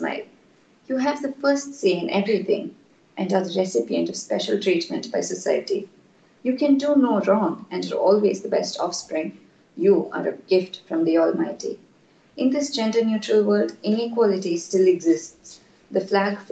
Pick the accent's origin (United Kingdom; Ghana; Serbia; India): India; I'm from India